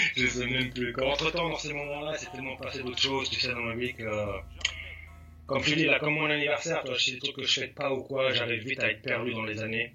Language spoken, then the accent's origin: French; Val-d'Oise, Île-de-France, France; moved away as an adult; also born or lived in Sarcelles / Persan; now in California, United States; je viens du Val d'Oise. Mhm je suis né à Sarcelles, j'ai grandi à Vielle-Belle